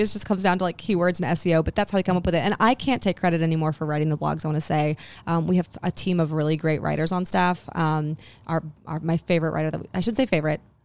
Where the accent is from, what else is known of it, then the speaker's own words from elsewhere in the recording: Huntsville, Alabama, United States; that we are from Huntsville